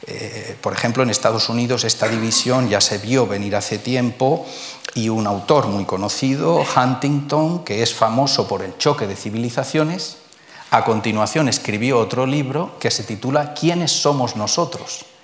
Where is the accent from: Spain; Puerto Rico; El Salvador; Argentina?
Spain; Somos españoles